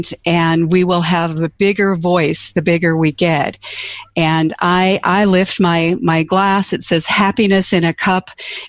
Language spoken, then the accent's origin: English; North Dakota, United States; I'm from North Dakota, and you all know we have snow.